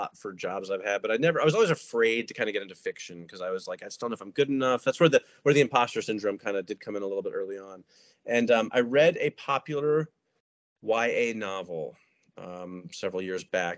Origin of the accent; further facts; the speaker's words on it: United States; I am obviously American.